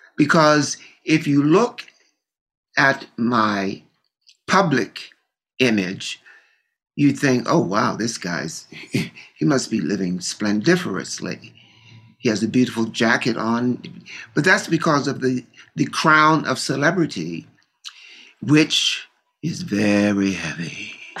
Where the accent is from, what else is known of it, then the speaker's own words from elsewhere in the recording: Baltimore, Maryland, United States; Growing up in Baltimore, I was used to being on the edges